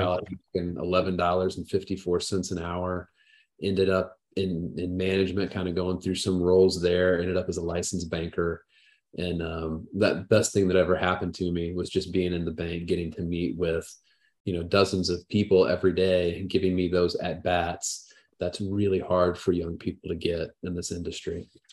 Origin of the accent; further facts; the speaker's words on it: Southern Indiana, United States; I grew up in the Midwest and small town in Southern Indiana.